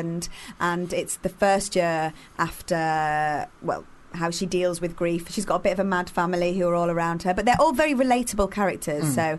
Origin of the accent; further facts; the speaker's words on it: Carlisle, North West England, United Kingdom; moved away; I'm from Carlisle originally